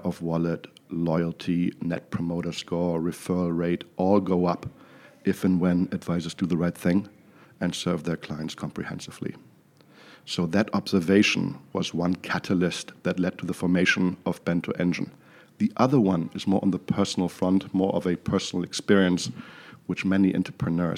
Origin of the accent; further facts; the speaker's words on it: Düsseldorf, North Rhine-Westphalia, Germany; moved away; also born or lived in New York City; I hail from Düsseldorf, Germany, in case you're wondering where the funny accent is from